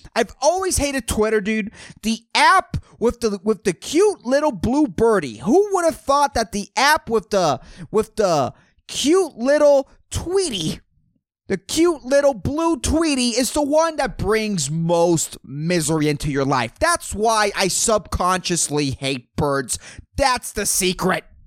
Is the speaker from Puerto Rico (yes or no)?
yes; Puerto Rico; I'm from Puerto Rico